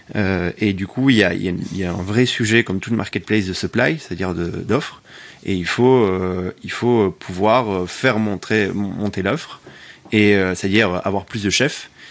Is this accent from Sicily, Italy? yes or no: yes; Sicily, Italy; also born or lived in Belgium; now in Paris, France; Belge d'origine, j'ai grandi en Sicile, je vis à Paris